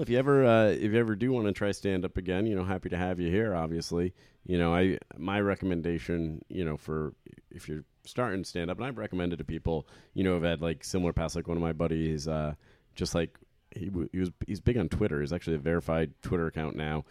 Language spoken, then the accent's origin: English; Trumbull, Connecticut, United States; my hometown of Trumbull, Connecticut